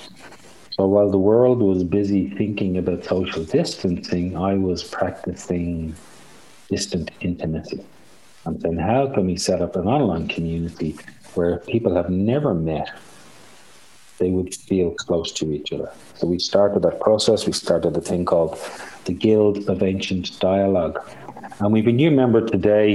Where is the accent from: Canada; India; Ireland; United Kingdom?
Ireland; accent: Irish; I'm Irish